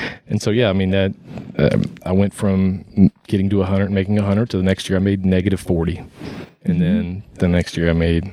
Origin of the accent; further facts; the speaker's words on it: Louisville, Kentucky, United States; I grew up in Louisville. I went to Eastern High School.